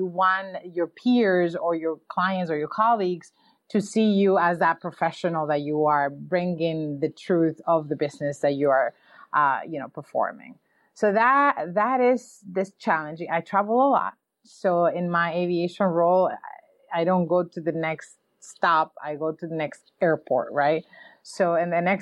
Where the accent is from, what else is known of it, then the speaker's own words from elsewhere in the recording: New York, United States; I'm from New York